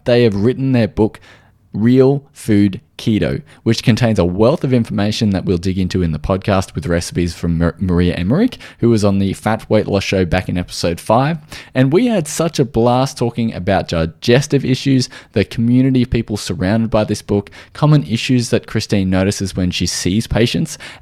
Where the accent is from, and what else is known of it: Australia; accent: Australian